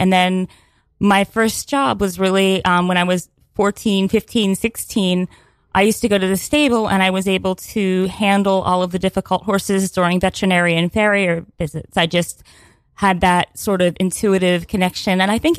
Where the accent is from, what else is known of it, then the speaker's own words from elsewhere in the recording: Pennsylvania, United States; Well, I grew up like in Pennsylvania, and I was obsessed with horses as a child